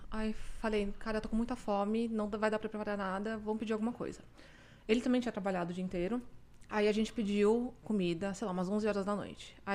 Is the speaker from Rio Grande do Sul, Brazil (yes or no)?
no; São Paulo, Brazil; now in Canada; A gente veio de São Paulo e morava em Jabaquara. As pessoas não gostam que eu falo isso, mas eu não me sentia segura lá.